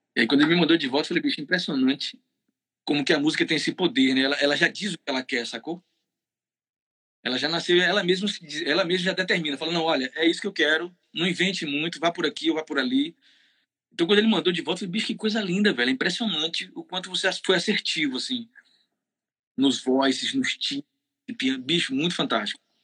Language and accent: Portuguese; Bahia, Brazil; eu sou baiano